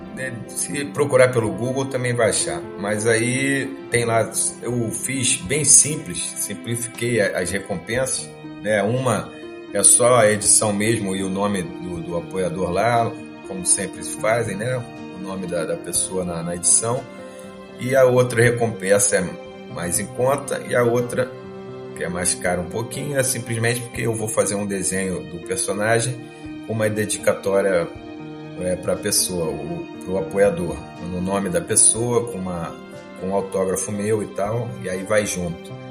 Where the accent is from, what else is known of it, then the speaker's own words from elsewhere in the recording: Rio de Janeiro, Brazil; sou carioca